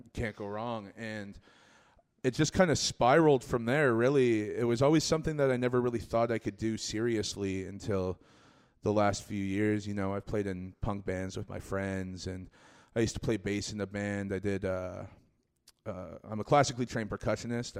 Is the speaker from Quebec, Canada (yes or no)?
no; Scarborough, Ontario, Canada; I'm born and raised in Scarborough